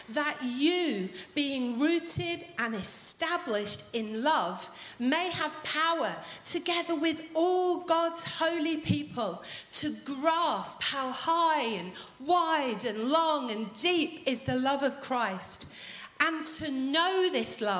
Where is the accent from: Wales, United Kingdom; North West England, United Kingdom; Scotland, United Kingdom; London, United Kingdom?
North West England, United Kingdom; Manchester; As you know, I'm from Manchester.